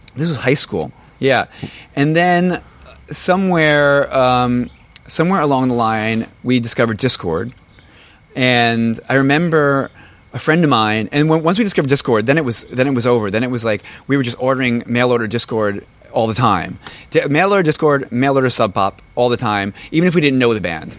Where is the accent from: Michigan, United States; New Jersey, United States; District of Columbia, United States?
New Jersey, United States; I'm from from Jersey